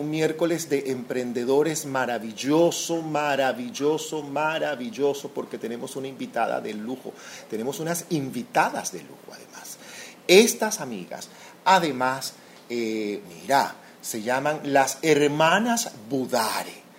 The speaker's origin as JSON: {"language": "Spanish", "country": "Venezuela", "said": "Yo soy venezolana para comenzar."}